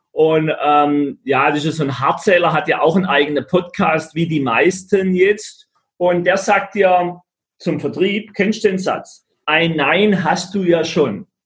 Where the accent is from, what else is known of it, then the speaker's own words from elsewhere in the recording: Black Forest, Baden-Württemberg, Germany; aus dem Schwarzwald, wo ich herkomme